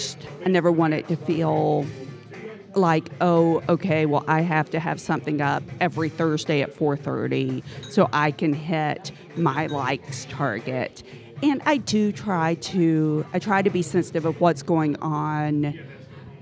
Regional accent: Prestonsburg, Kentucky, United States; I grew up outside of Prestonsburg, near Pikeville.

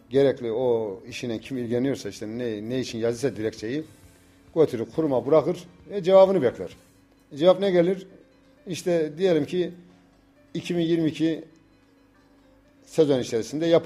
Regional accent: Turkey; Doğma büyüme Yavuzhan çocuğuyum.

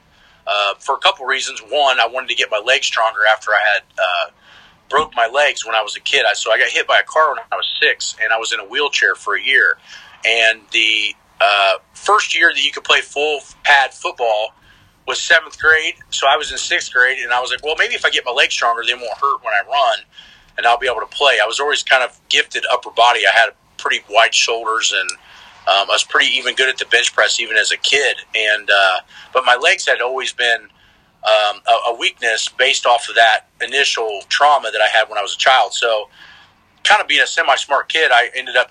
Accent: Muncie, Indiana, United States; born or raised there

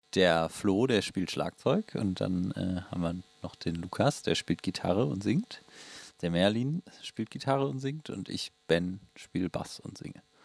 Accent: Willich, North Rhine-Westphalia, Germany; wir kommen beide aus Anrat

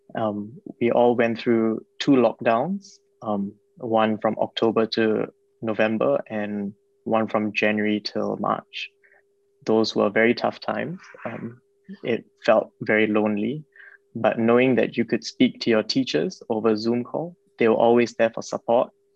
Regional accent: Singapore; moved away; I'm from Singapore

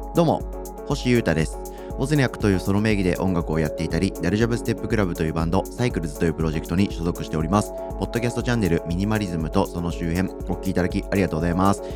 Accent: Saitama, Japan; moved away; 僕地元が埼玉県なんですけど、じ、地元っていうか実家か

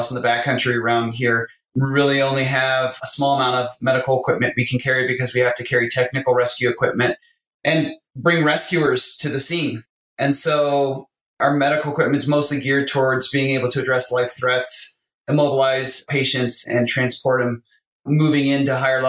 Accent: Ohio, United States; moved away as an adult; also born or lived in Milwaukee, Wisconsin; now in Jackson, United States; I grew up in Ohio

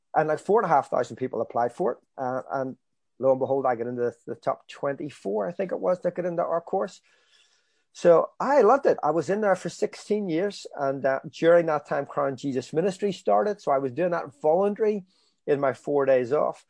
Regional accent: Belfast, Northern Ireland, United Kingdom; I grew up in, um, If East Belfast, still live in East Belfast

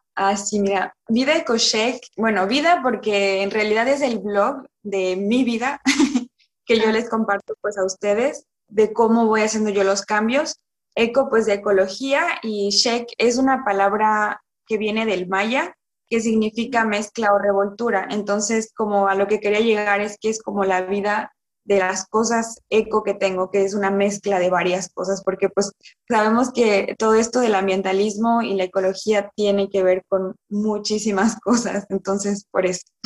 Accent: Villahermosa, Tabasco, Mexico; moved away as an adult; also born or lived in Mérida, Yucatán; now in France; yo nací, crecí en Villahermosa, Tabasco, en una ranchería

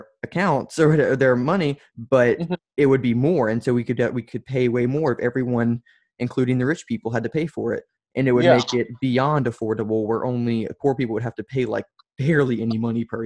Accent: Louisiana, United States; I come from Louisiana, where everyone's a Republican

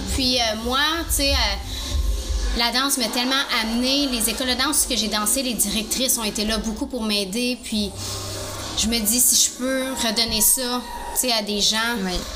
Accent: Gatineau, Quebec, Canada; je vais revenir dans mon patelin. Je vais revenir à Gatineau

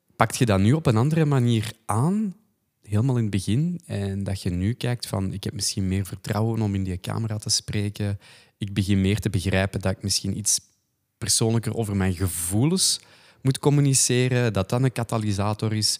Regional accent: the Kempen, Flanders, Belgium; accent: Kempisch; wij zijn allebei van de Kempen eigenlijk

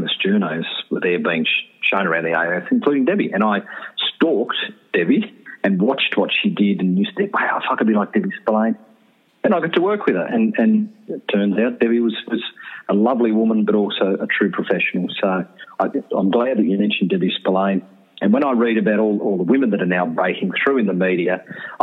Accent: Canberra, Australian Capital Territory, Australia; also born or lived in Queanbeyan, New South Wales; I was born in Queanbeyan, raised in Canberra

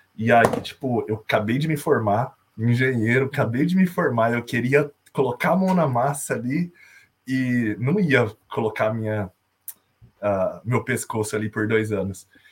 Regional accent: Americana, São Paulo, Brazil; moved away as an adult; now in Ireland; eu sou de Americana, interior de São Paulo, perto de Campinas

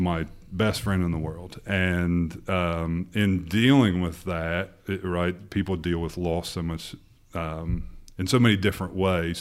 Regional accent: Portsmouth, Ohio, United States; born and raised in Portsmouth, Ohio

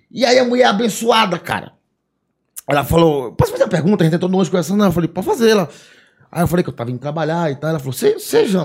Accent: Ceará, Brazil; Que daí eu falei, não, mas amanhã não tem como, cara, porque eu sou do Ceará, tô indo pra Londrina trabalhar

